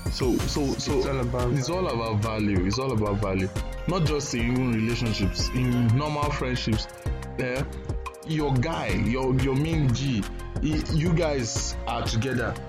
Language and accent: English; Ibadan, Oyo, Nigeria; I grew up I grew up I grew up in Ibadan but I still speak Queen's English